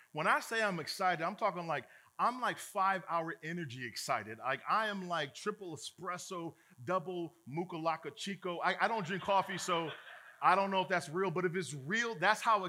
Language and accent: English; Chicago, Illinois, United States; I'm a brother from Chicago